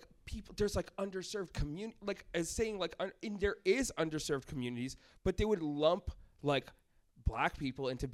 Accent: Boston, Massachusetts, United States; moved away as an adult; I grew up in Boston in kind of a little bit of a ghetto area

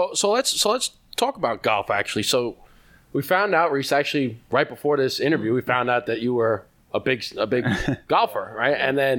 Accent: New York, United States; Yeah, I mean, we're from New York, so we got to pay extra now.

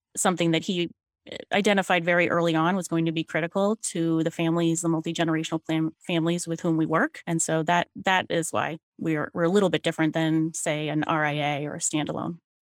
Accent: Falmouth, Maine, United States; I was born at Maine Medical Center, and my parents were both born in Maine, too. I grew up in Falmouth

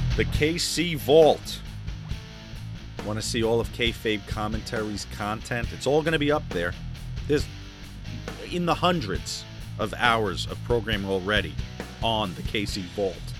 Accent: New Jersey, United States; also born or lived in Florida; I'm from New Jersey

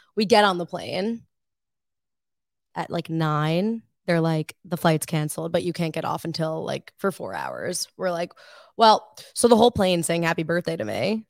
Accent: Woodbury, New York, United States; I am from Woodbury, New York. It's on Long Island

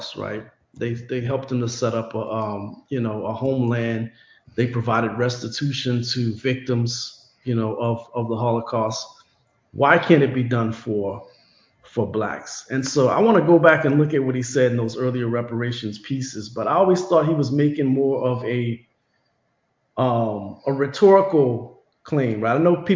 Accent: Louisiana, United States; I grew up in Louisiana

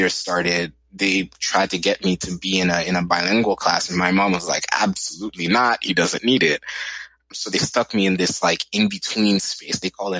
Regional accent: Boston, Massachusetts, United States; born there; First, my brother was born in New York. I was born in Boston.

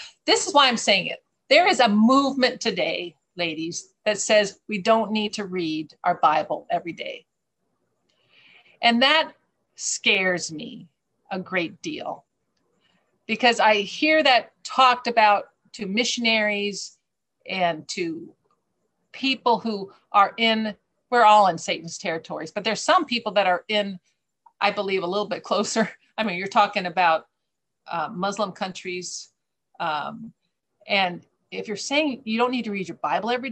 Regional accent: United States; moved away; I'm American

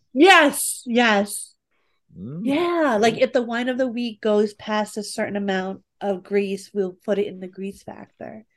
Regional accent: New York, United States; I'm from New York

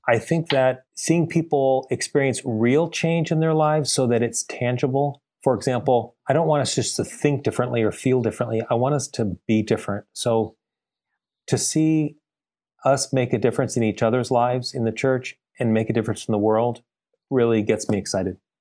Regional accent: Glendale, California, United States; also born or lived in Bay Area, California; now in San Diego, United States; I was uh, born and raised in Glendale, California, in the LA area

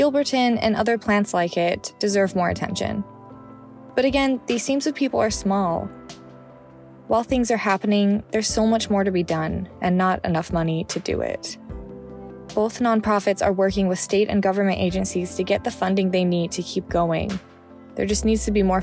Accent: Utah, United States; Growing up in Utah, I had 3 siblings

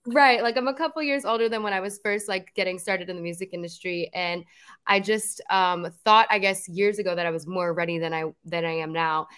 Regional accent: New Jersey, United States; moved away as an adult; now in Los Angeles, United States; I grew up in New Jersey, born and raised

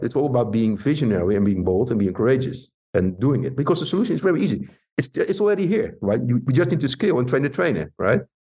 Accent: Rotterdam, South Holland, Netherlands; Rotterdam, my hometown

